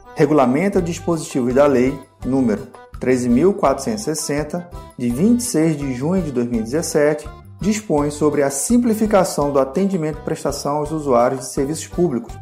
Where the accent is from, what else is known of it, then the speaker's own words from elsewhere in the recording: Rio de Janeiro, Brazil; moved away; also born or lived in Pernambuco; Eu que sou natural do Rio de Janeiro, eu tenho duas carteiras de identidade. Eu tenho uma do Rio de Janeiro e uma de Pernambuco.